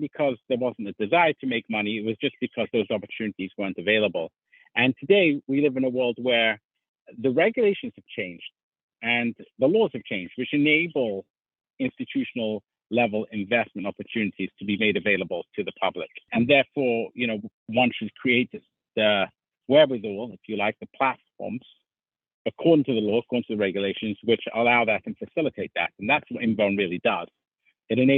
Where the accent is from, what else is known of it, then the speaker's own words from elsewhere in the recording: London, United Kingdom; I was brought up in London, England